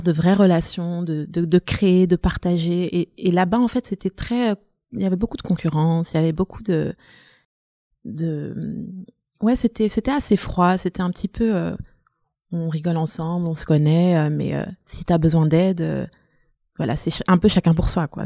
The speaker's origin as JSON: {"language": "French", "town": "Brussels", "region": "Brussels-Capital Region", "country": "Belgium", "tie": "born or raised there", "also_born_or_lived": "Antwerp / Flanders", "said": "j'ai grandi à Bruxelles, dans le nord de Bruxelles."}